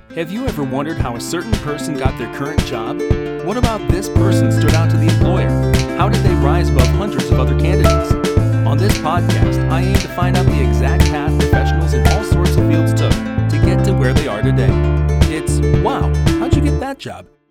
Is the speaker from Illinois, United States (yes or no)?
no; Carpenter, South Dakota, United States; moved away; my hometown of Carpenter, South Dakota.